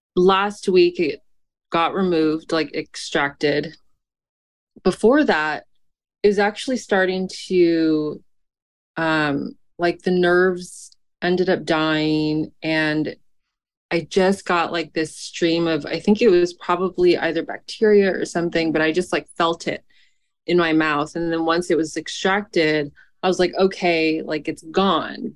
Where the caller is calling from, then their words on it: San Francisco, California, United States; I'm calling from San Francisco